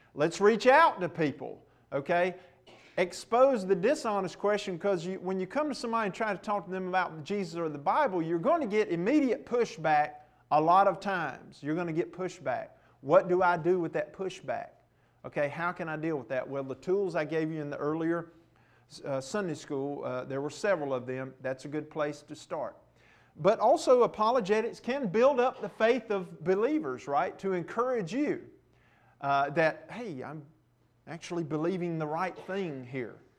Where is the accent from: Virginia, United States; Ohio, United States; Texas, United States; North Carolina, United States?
North Carolina, United States; Rocky Mount; the town I grew up in in Rocky Mount